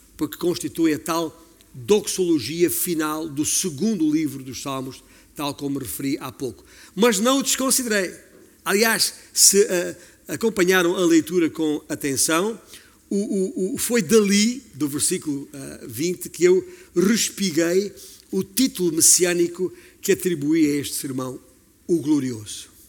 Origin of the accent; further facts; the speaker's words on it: Alentejo, Portugal; eu sou alentejano e tem muitas campinas no meu alentejo